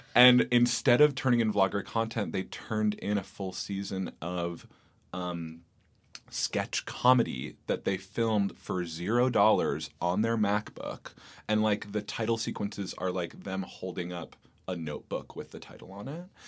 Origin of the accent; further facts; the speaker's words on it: Bay Area, California, United States; moved away as an adult; now in New York, United States; I grew up in the Bay Area in California